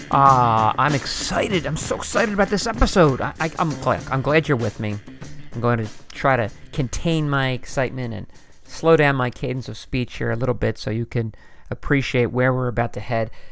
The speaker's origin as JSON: {"language": "English", "town": "Philadelphia", "region": "Pennsylvania", "country": "United States", "said": "I'm from the Philadelphia area"}